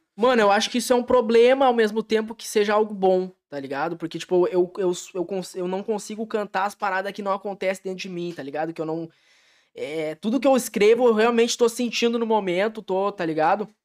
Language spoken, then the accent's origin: Portuguese; Taquara, Rio Grande do Sul, Brazil; moved away as an adult; now in São Leopoldo, Brazil; Em meados de 2016, eu saí de Taquara para vir aqui para vir para São Leopoldo